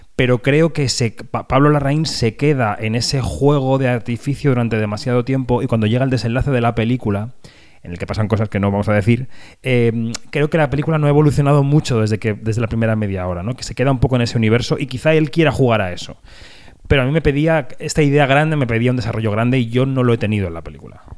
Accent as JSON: {"language": "Spanish", "country": "Spain", "said": "en España tenemos esta cosa pendiente"}